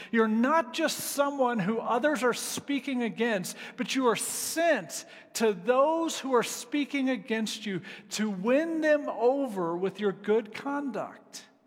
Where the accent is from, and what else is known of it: United States